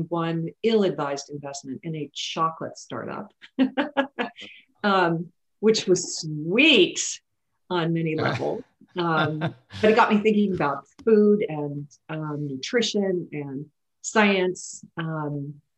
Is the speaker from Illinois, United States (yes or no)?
no; Kentucky, United States; moved away as an adult; also born or lived in France / Amsterdam; I was born in Kentucky. I'm a southerner.